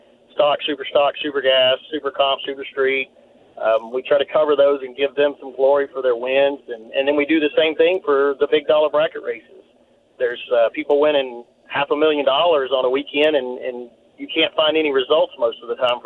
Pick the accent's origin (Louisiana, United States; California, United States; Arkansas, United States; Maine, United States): Louisiana, United States; now in Katy, United States; I grew up in Louisiana